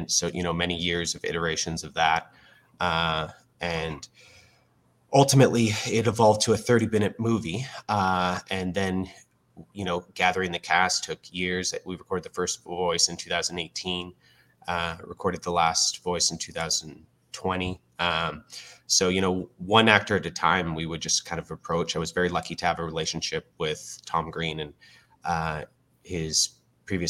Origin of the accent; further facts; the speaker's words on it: Fort McMurray, Alberta, Canada; I was born and raised in Fort McMurray, Alberta, and I was evacuated like many of the community that are still living there today